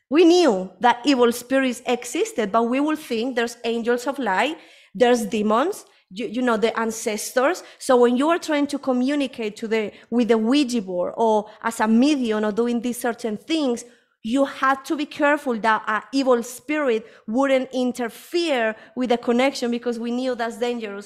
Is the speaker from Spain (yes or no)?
yes; Spain; moved away as an adult; also born or lived in United Kingdom; now in Colombia; I was born here in Colombia. This is where I am at the moment. Um, but when I was a, around five or six years, I, uh, my family moved, my mom moved to Spain